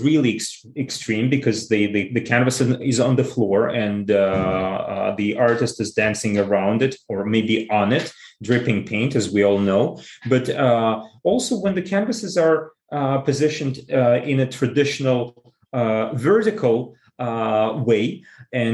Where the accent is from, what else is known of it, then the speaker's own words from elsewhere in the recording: Saint Petersburg, Russia; moved away; I was born in St. Petersburg, and my native museum, if one can say this way, is the Hermitage